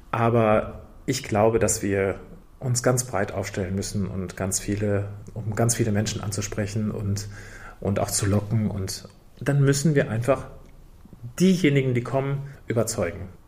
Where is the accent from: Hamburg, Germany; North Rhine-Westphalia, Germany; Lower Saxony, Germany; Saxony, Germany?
North Rhine-Westphalia, Germany; Dortmund; Ich singe in meiner Heimatstadt in Dortmund